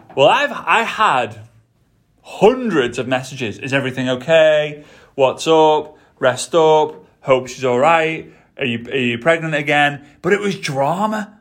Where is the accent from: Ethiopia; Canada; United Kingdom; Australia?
United Kingdom; England; moved away; I'm British, right? I'm from England